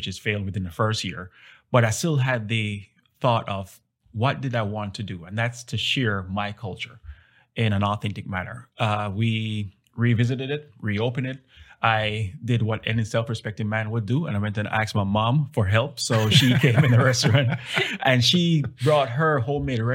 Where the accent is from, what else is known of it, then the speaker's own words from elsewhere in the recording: Jamaica; now in Dallas, United States; I'm from Jamaica originally